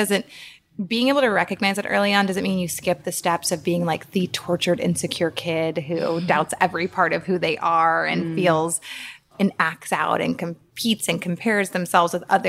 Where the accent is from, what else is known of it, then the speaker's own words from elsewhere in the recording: New Orleans, Louisiana, United States; now in New York, United States; I am from New Orleans, Louisiana, which is in the south of America, of the US. And I grew up in a place that is pretty racist